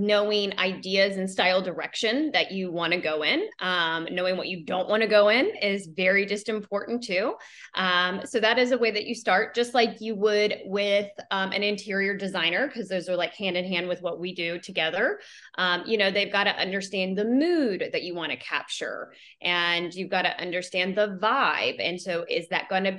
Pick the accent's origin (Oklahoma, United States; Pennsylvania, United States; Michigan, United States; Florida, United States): Florida, United States; Jacksonville; I come from Jacksonville, Florida